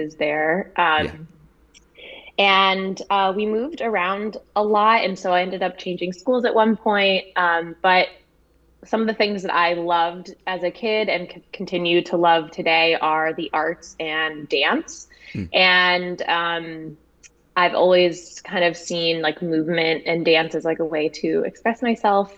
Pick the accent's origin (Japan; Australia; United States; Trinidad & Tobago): United States; Westchester County, New York; also born or lived in Manhattan, New York City; I grew up right outside of New York City in Westchester County. I was actually born in Manhattan, and then my family moved out to the suburbs after that.